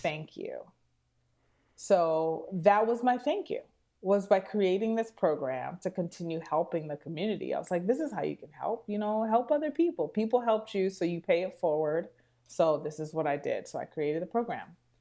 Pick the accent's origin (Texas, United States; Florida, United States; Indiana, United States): Texas, United States; Houston; moved away as an adult; also born or lived in New York; now in Chicago, United States; I'm from Houston, Texas.